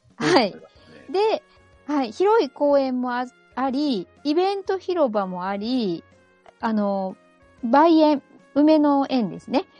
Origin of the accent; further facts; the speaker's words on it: Osaka, Japan; born or raised there